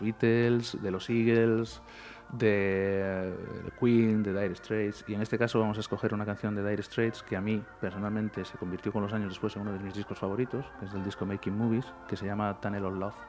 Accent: Pontevedra, Galicia, Spain; also born or lived in Barcelona; Yo nací y me crié en la Parda, pero, en la parda de antes, no la de ahora

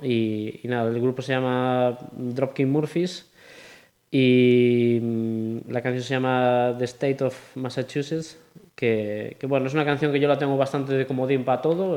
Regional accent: Pontevedra, Galicia, Spain; also born or lived in A Coruña; soy más de Pontevedra

